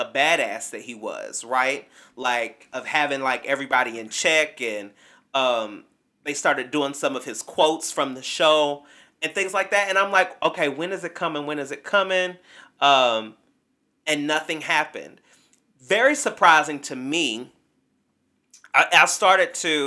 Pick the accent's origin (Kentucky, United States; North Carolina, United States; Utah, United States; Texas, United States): Kentucky, United States; also born or lived in Bowling Green, Kentucky; growing up in small town Kentucky, there weren't there was not a black barbershop in my hometown